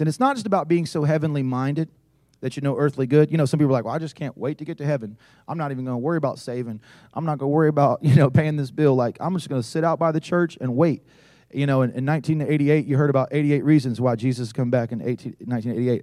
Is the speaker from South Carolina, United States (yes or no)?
yes; South Carolina, United States; I was from South Carolina